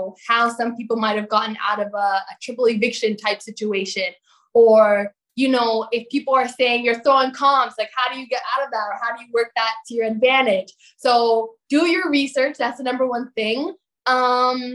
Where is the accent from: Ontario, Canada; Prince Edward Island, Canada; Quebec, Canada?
Ontario, Canada; Toronto; now in St. Catharines, Canada; Toronto, my hometown